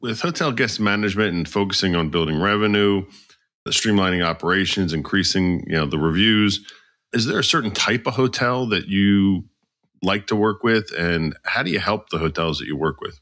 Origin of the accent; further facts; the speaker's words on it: outside of Philadelphia, Pennsylvania, United States; I grew up outside of Philly